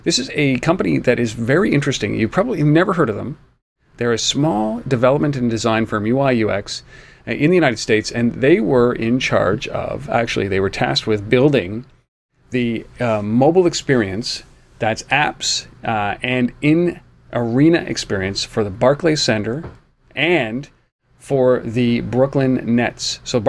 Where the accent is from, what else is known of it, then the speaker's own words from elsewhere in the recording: Canada; And to the point where I'm a Canadian, and I say, like, you know what, I don't even need to go to a hockey game